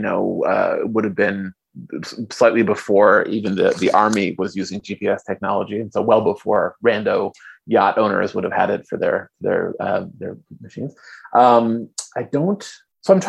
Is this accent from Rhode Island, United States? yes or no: no; California, United States; moved away; I am from California originally